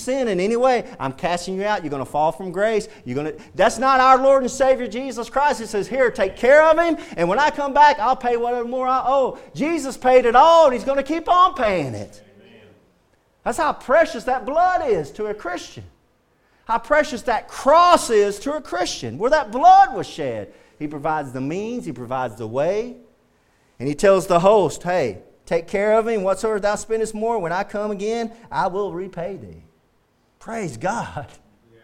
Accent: the South, United States; Growing up in the South

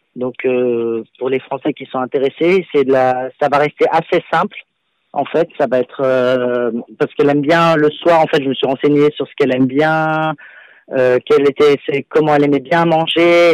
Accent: Lyon, Auvergne-Rhône-Alpes, France; moved away as an adult; also born or lived in Paris; now in London, United Kingdom; je suis à la base, je suis lyonnais

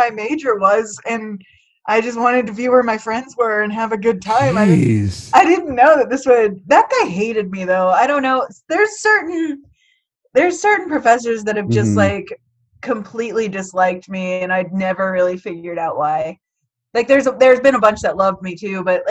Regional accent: West Lafayette, Indiana, United States; I grew up in Purdue. I grew up there

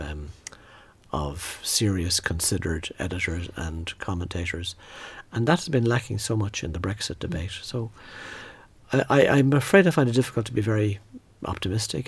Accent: Midlands, Ireland; I grew up in the Midlands

